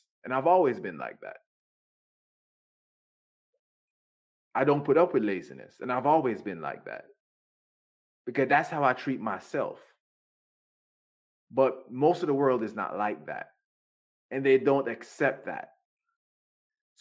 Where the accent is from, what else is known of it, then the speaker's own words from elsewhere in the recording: Jamaica; I was raised in Jamaica